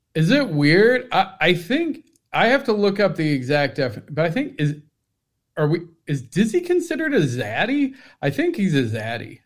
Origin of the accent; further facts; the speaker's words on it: Cincinnati, Ohio, United States; I'm from Cincinnati.